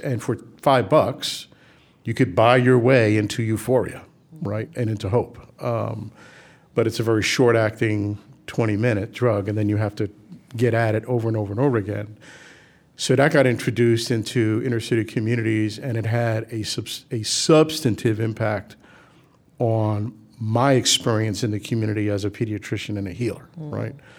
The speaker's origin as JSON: {"language": "English", "town": "New York City", "region": "New York", "country": "United States", "tie": "born or raised there", "said": "we grew up in the South Bronx"}